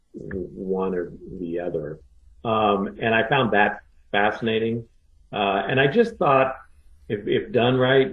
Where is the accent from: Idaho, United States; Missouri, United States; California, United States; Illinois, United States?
Idaho, United States; moved away; also born or lived in Alaska / New York / Japan; I was born in Alaska and I grew up in Idaho, and so I'm not really a New Yorker